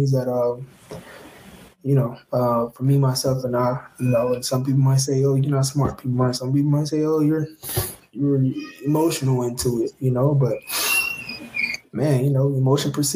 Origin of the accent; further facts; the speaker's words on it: Kansas City, Missouri, United States; also born or lived in Atlanta; now in Detroit, United States; when I was growing up in Kansas City